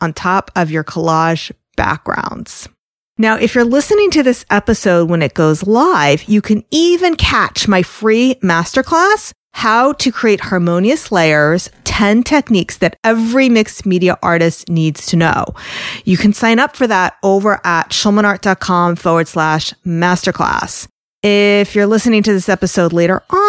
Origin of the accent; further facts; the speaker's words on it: New York, United States; I'm from New York.